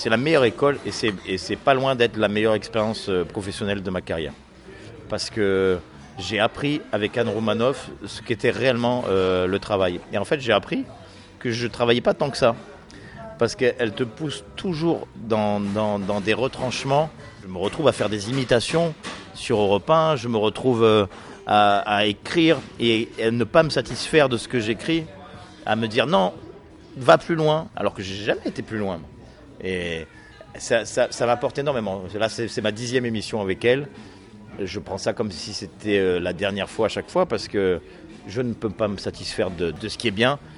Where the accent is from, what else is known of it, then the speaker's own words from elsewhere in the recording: Nice, Provence-Alpes-Côte d'Azur, France; Moi je viens de Nice